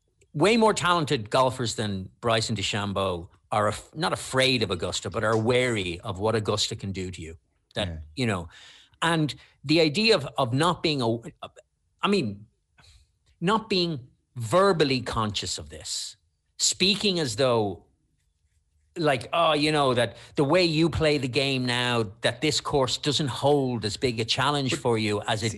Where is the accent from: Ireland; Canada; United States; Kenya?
Ireland; we're Irish.